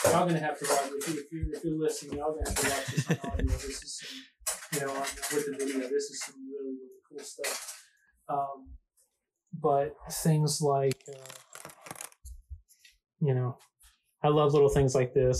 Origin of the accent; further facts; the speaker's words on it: Atlanta, Georgia, United States; The first time that I ever got to give a design talk in my hometown